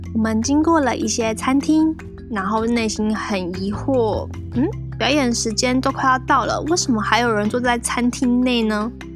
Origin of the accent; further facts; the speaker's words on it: Taiwan; 而身为中国人、台湾人